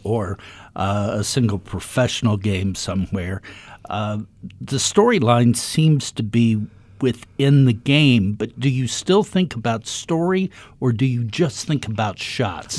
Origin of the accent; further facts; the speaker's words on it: Dayton, Ohio, United States; I grew up in Dayton, Ohio